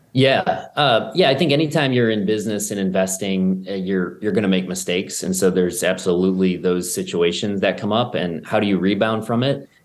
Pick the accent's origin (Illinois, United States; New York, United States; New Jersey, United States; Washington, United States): New York, United States; Buffalo; I grew up in Buffalo